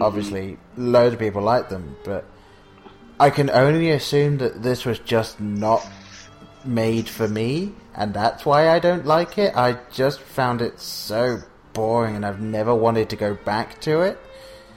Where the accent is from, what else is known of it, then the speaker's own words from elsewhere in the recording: England, United Kingdom; I was growing up in England